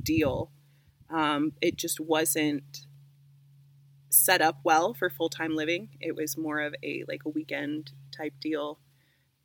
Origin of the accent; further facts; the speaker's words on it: Indiana, United States; moved away as an adult; I'm originally from Indiana. I grew up on a homesteading farm there